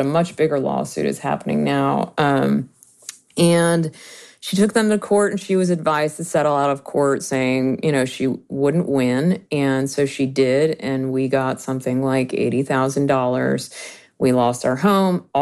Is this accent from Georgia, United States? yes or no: yes; Georgia, United States; I grew up in Georgia, and when I was 8, my home was